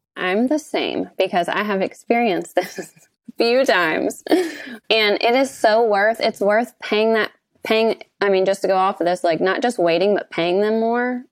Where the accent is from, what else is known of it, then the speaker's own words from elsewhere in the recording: Kentucky, United States; We have a ten-unit resort on the lake that we do short-term rentals here in my hometown